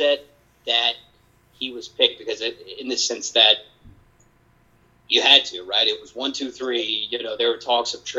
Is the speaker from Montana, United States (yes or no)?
no; Charlotte, North Carolina, United States; Born and raised in Charlotte